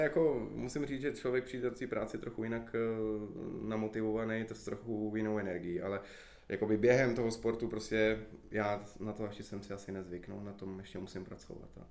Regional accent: Hradec Králové, Hradec Králové Region, Czechia; moved away as an adult; já jsem třeba z Hradce vlastně odešel před studiem, a takže já jsem se sem vrátil

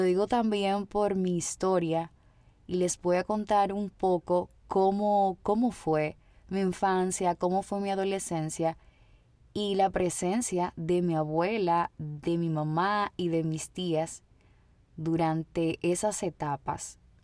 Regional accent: Dominican Republic; mi país, República Dominicana

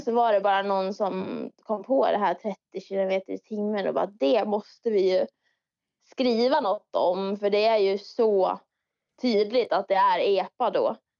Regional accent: Dalarna County, Sweden; jag är från Dalarna

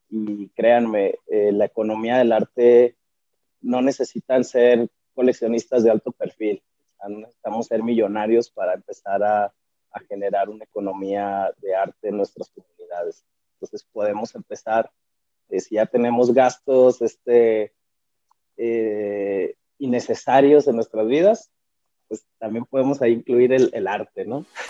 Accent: Chihuahua, Mexico; soy artista visual chihuahuense

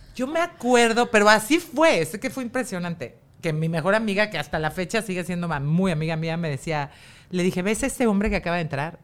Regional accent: Mexico; el gen fuerte fui yo. La mexicana.

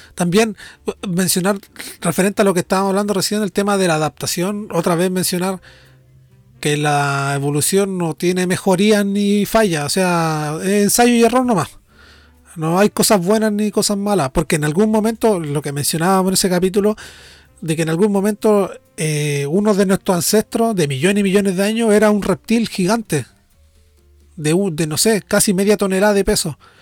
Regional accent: Norte Grande, Chile; accent: nortino; yo, siendo nortino, hablo un poco más lento que el general de los nortinos

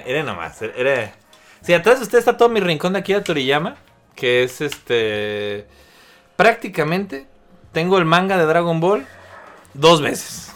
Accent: Mexico; aquí en México

